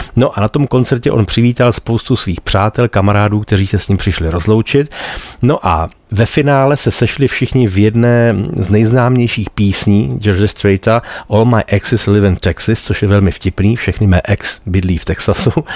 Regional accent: Bohemia, Czechia; u nás v Čechách

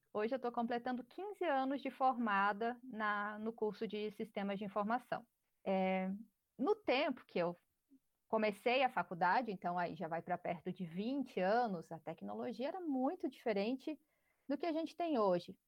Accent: Palmas, Tocantins, Brazil; eu sou aqui da região, eu sou aqui de Palmas

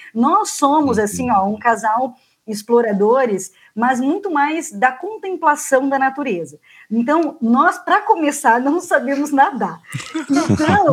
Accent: Paraná, Brazil; sou paranaense, na verdade, né? Minha família é do Paraná

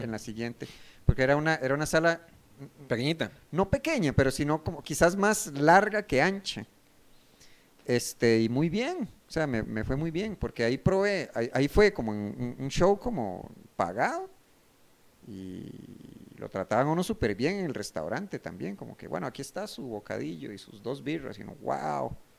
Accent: Costa Rica; soy de Costa Rica

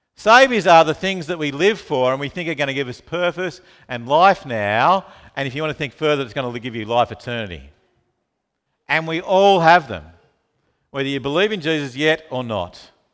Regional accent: Launceston, Tasmania, Australia; moved away; I grew up in Tasmania, in Launceston

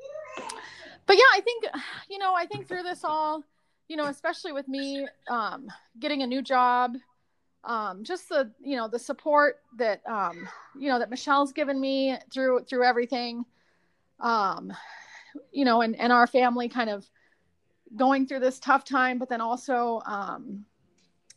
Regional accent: Arizona, United States; moved away; I grew up in Arizona

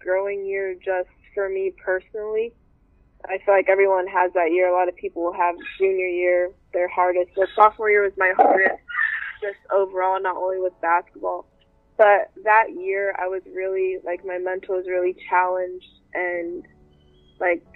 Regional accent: Sacramento, California, United States; I'm from Sacramento, California

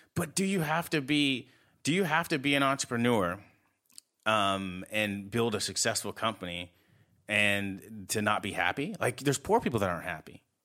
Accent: United States; I'm American

